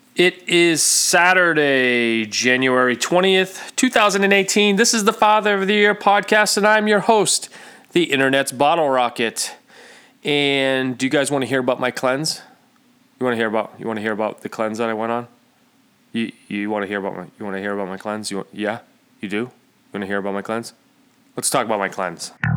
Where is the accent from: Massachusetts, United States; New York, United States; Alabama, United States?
Massachusetts, United States; Central; I'm Central Mass